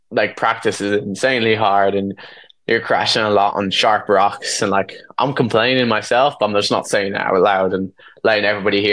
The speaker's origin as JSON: {"language": "English", "country": "Ireland", "said": "being Irish"}